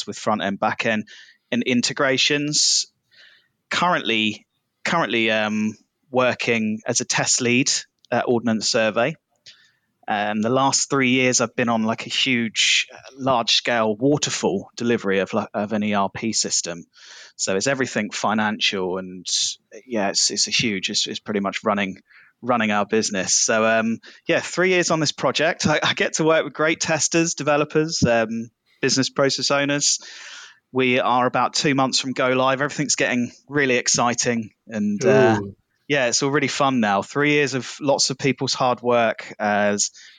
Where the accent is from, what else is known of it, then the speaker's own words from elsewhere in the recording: Southampton, South East England, United Kingdom; I'm from Southampton in England.